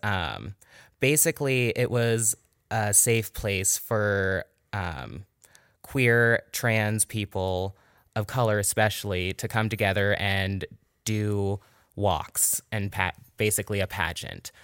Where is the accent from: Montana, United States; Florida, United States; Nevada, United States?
Nevada, United States; Virginia City; also born or lived in Carson City, Nevada; now in Reno, United States; Originally, I grew up in Virginia City